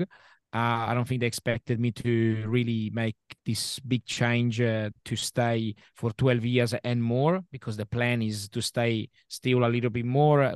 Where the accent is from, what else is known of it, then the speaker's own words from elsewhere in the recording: Milan, Lombardy, Italy; English is a second language; moved away as an adult; now in Adelaide, Australia; I come from, like I said before, I come from Milano